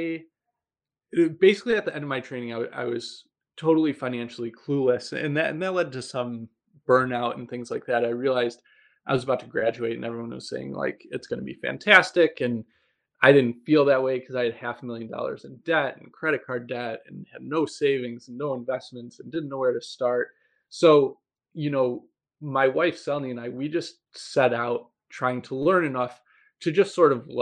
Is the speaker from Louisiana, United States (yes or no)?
no; Buffalo, New York, United States; moved away as an adult; I'm originally from Buffalo. And I just moved back here after graduating from training about 2 years ago.